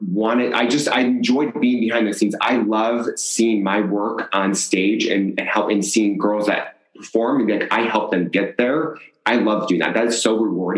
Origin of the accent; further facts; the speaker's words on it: Chicago, Illinois, United States; now in Las Vegas, United States; Originally from Chicago. We moved out here for my mom's job.